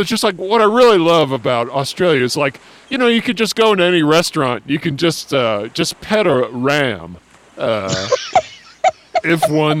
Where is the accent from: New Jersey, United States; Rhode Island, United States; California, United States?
California, United States; growing up in Southern California, you know, I mean, you always see all sorts of dangerous marine life.